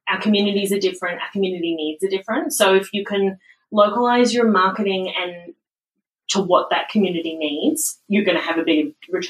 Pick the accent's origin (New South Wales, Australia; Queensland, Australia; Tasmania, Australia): Queensland, Australia; Brisbane; I am from Brisbane. Right, well, so Brisbane born and bred.